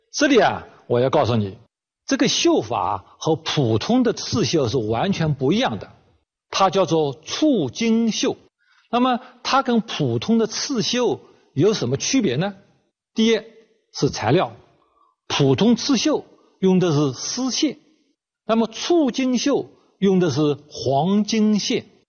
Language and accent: Chinese; China; 我们中国人最喜欢的颜色